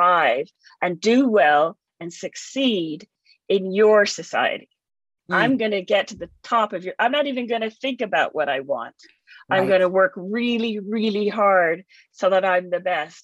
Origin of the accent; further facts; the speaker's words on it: Canada; also born or lived in England; I grew up in Canada